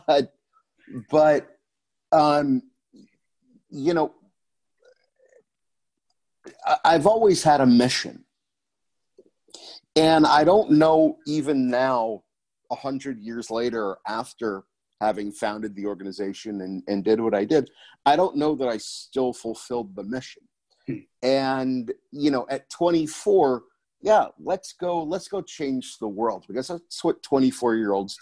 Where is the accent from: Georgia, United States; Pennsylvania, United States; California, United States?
Pennsylvania, United States; Scranton; I come from Scranton, Pennsylvania